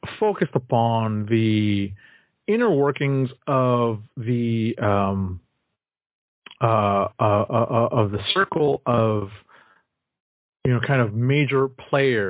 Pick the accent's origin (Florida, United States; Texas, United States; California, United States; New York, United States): New York, United States; As a New Yorker